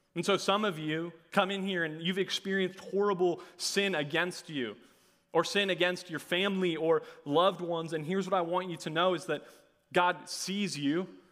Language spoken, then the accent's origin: English; Hopkins, Minnesota, United States; I'm from Hopkins, Minnesota. I graduated from Southwest Christian High School